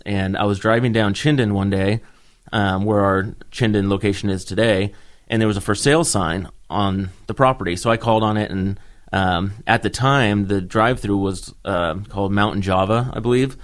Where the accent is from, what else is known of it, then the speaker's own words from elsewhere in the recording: Bend, Oregon, United States; moved away as an adult; also born or lived in California; now in Boise, United States; Home for us is uh, Bend, Oregon. Um, I was technically born down in California, but moved to Bend in fourth grade. So all my kind of school years and growing up years and memories are in Bend.